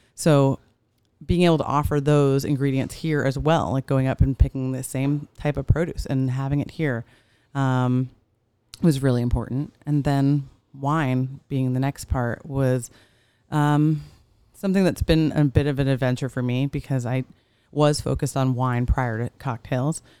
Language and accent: English; New York, United States; now in Orange County, United States; I'm from New York